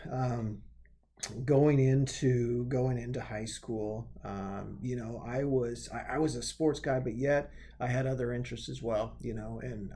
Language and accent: English; Benkelman, Nebraska, United States; born there; also born or lived in Madrid, Nebraska / Morrill, Nebraska / Grant, Nebraska; I was born in Benkelman, Nebraska, and then moved to Madrid, Wheatland for a while. Lived in Ravana for a while, moved out to Morrill, Nebraska, which is about a stone's throw away from the Wyoming border, and then lived in Grant for a while.